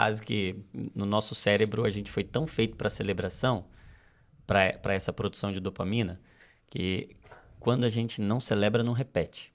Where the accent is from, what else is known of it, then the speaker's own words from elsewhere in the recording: Brazil; Nós, como brasileiros